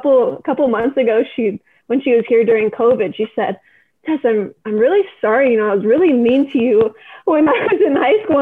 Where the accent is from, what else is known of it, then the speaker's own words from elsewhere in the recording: Redondo Beach, California, United States; I was born and raised in Redondo Beach, California